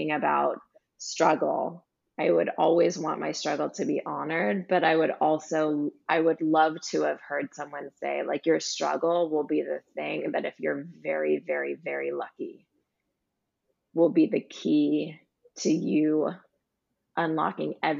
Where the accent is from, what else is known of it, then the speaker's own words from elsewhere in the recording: California, United States; I grew up in California on the beach